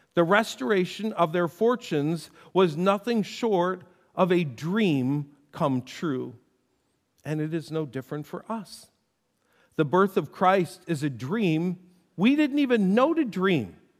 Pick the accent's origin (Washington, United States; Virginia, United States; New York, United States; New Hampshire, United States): New York, United States; North Tonawanda; when I refer to my hometown, I refer to North Tonawanda, the place I was born